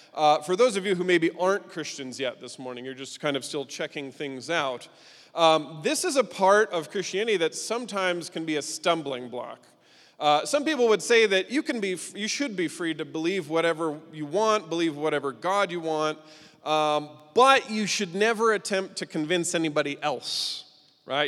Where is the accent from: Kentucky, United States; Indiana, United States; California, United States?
Indiana, United States; Indianapolis; moved away as an adult; now in Svitlovodsk, Ukraine; I'm originally from Indianapolis, but have been now living and serving in Ukraine for over seventeen years